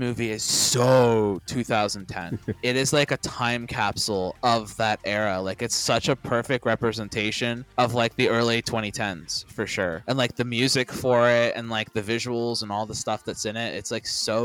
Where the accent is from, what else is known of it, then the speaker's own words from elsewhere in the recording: Daytona Beach, Florida, United States; I grew up in the Daytona Beach area